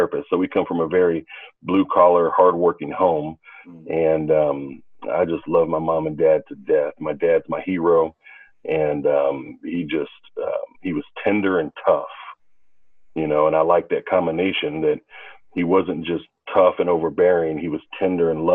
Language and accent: English; Olathe, Kansas, United States; moved away; also born or lived in Norfolk, Virginia / Houston, Texas; I grew up in the Kansas City area of Olathe, Kansas.